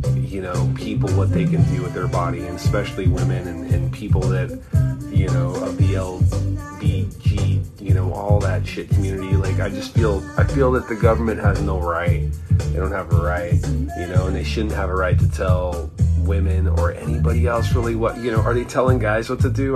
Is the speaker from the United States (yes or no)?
yes; Anaheim, California, United States; I'm from Anaheim